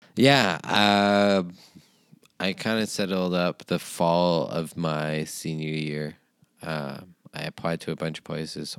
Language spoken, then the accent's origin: English; Maine, United States; moved away as an adult; now in Alaska, United States; Maine originally